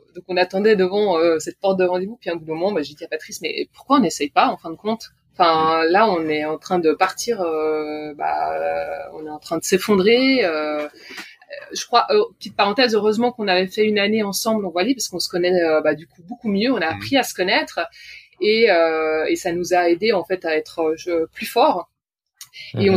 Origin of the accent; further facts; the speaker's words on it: Switzerland; je suis suissesse